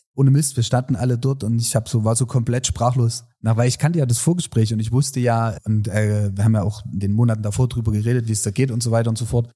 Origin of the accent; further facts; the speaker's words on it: Saxony, Germany; als Sachse